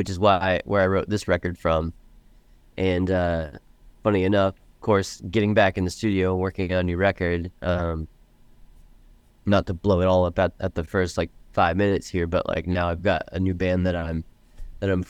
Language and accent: English; Orlando, Florida, United States; moved away as an adult; now in Los Angeles, United States; I grew up in the East Coast. Originally I'm from Florida, and I moved out to Los Angeles almost 20 years ago.